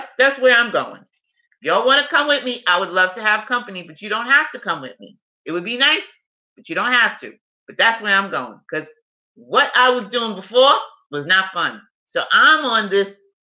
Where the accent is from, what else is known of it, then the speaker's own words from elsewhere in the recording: New York City, New York, United States; I'm a New Yorker